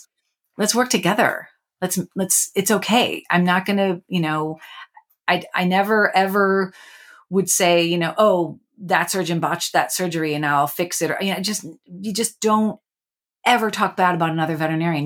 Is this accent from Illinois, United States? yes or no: yes; Chicago, Illinois, United States; I grew up near Chicago